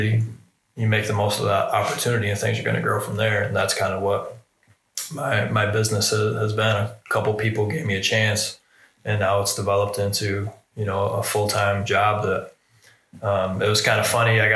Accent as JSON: {"language": "English", "region": "Michigan", "country": "United States", "moved": "as an adult", "lives_now": "Ohio, United States", "said": "I'm from Michigan"}